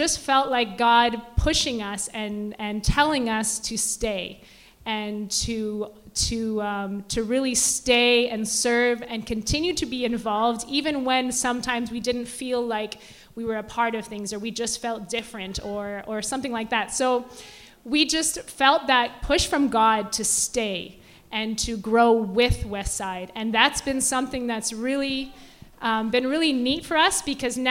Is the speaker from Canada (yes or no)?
yes; Ontario, Canada; moved away as an adult; we had grown up in Ontario